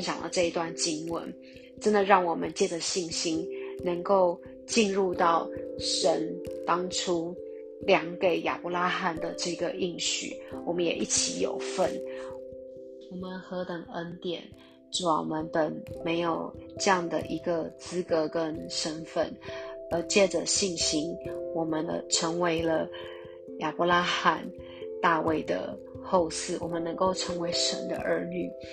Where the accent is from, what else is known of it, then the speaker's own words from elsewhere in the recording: Taiwan; 像我们弟兄姐妹，我们都是台湾人